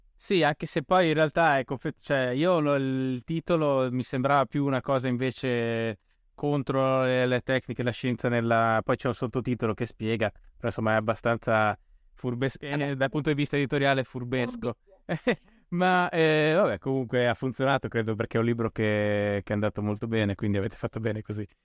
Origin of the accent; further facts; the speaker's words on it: Bolzano, Trentino-Alto Adige, Italy; now in Rome, Italy; io sono originario di Bolzano, ah. vivo, vivo, a Roma